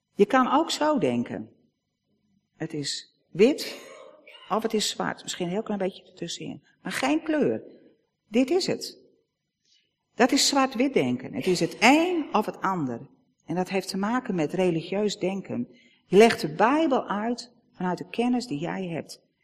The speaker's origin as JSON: {"language": "Dutch", "country": "Netherlands", "said": "als Nederlanders"}